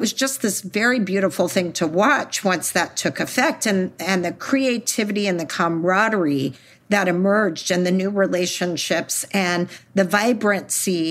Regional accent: Texas, United States; I'm from Texas

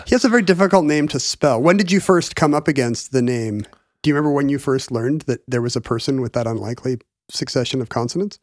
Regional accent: United States

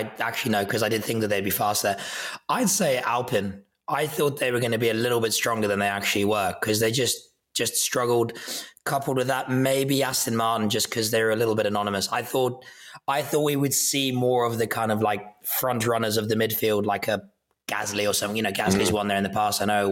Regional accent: South Africa

